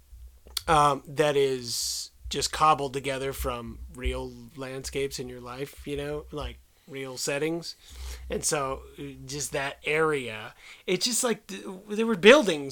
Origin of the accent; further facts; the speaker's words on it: Tennessee, United States; we had a very small theater in the town we grew up in Tennessee